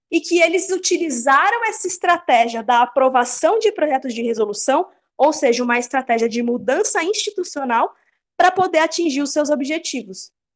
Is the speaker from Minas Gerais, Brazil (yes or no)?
no; Louveira, São Paulo, Brazil; now in Campinas, Brazil; os meus pais se mudaram de Campinas há uns 15 anos, numa cidadezinha pequenininha no interior de São Paulo, não tem nem rodoviária, chama Louveira